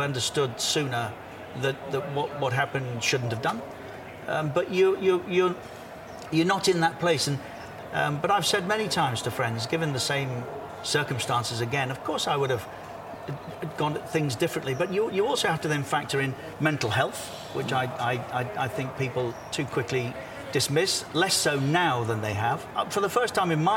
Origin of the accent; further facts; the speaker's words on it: Coventry, West Midlands, United Kingdom; now in Qatar; Coventry, my hometown